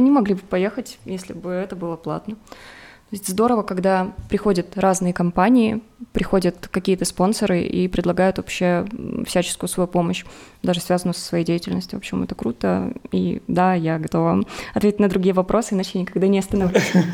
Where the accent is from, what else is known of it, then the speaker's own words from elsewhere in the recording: Rostov-on-Don, Rostov Oblast, Russia; moved away as an adult; now in Armenia; я из Ростова, с юга